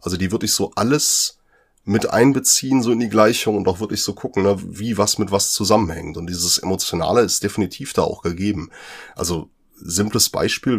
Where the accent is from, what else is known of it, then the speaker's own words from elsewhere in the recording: North Rhine-Westphalia, Germany; Ich komme ja oben aus der Kante der Braunkohletagebauten